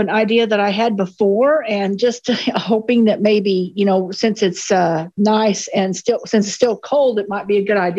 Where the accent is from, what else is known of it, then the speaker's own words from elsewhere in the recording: Oklahoma, United States; I'm from Oklahoma.